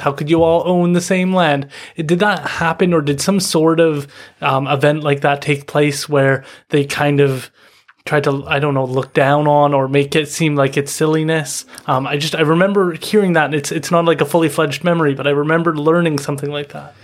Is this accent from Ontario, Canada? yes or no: no; Chawathil First Nation, British Columbia, Canada; I'm from Chawathal.